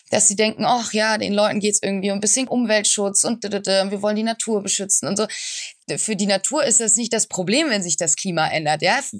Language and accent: German; Tübingen, Baden-Württemberg, Germany; Äh, nee, ich bin aufgewachsen und geboren in Tübingen.